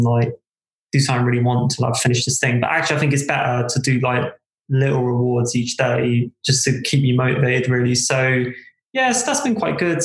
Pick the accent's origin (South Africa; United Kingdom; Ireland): United Kingdom; South East England; moved away as an adult; also born or lived in London / Cardiff; now in Wales, United Kingdom; I was brought up in Southeast England.